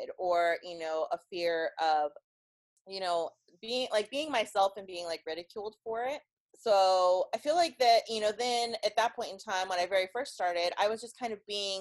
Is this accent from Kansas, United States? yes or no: yes; Kansas, United States; I'm from Kansas